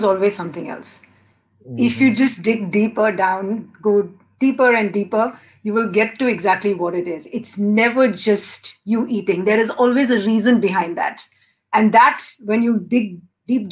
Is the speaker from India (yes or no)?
yes; India; moved away; I'm originally Indian.